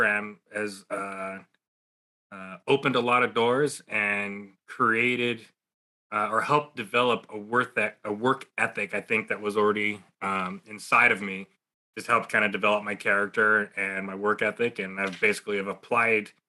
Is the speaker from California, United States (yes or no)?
yes; San Jose, California, United States; also born or lived in Texas; I was actually born in Texas, but I was raised in San Jose, California